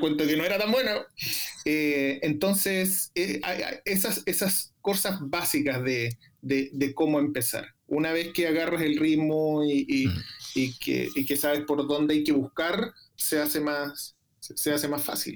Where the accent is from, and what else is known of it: Chile; moved away